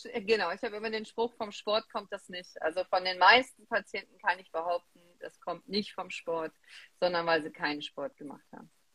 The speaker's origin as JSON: {"language": "German", "town": "Remscheid", "region": "North Rhine-Westphalia", "country": "Germany", "tie": "born or raised there", "said": "ich komme aus Remscheid, ich bin in Remscheid geboren."}